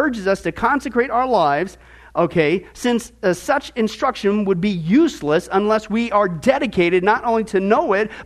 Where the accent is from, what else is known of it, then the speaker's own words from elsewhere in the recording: Midwest, United States; moved away; I grew up in the Midwest